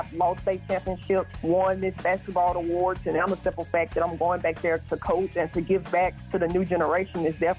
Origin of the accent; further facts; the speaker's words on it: Tennessee, United States; moved away as an adult; also born or lived in Texas; the fact that I'm back in my home state at a college that's really been a part of my life as a child.